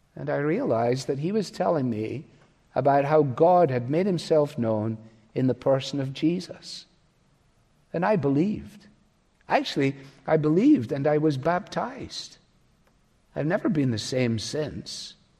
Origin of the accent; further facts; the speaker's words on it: Scot, Scotland, United Kingdom; as a Scot